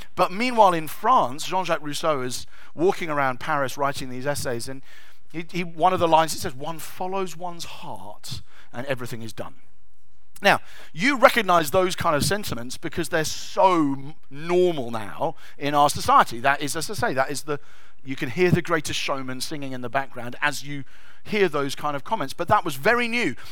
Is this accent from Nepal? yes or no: no; England, United Kingdom; we're English